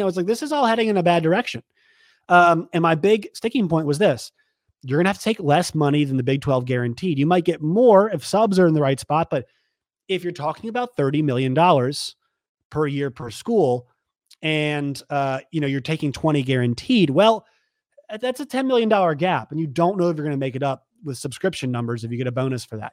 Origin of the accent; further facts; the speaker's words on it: Virginia, United States; now in Arkansas, United States; I'm going from Arkansas, where I work, to Virginia, back home for Christmas